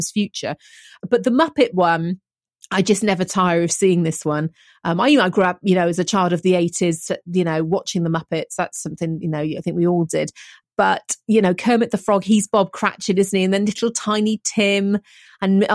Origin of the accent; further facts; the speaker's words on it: near Gloucester, South West England, United Kingdom; where I grew up near Gloucester